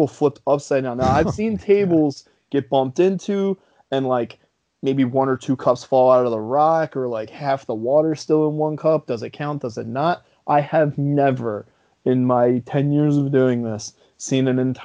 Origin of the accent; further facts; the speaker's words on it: New Jersey, United States; I'm from New Jersey